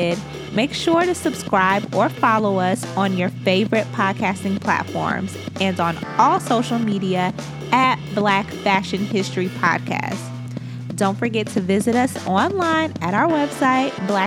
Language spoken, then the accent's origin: English; Liberia; Liberia, especially because that is my home country